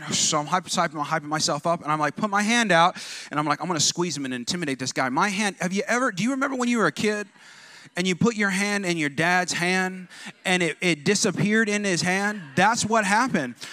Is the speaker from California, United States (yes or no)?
yes; California, United States; I'm like from California, like West Coast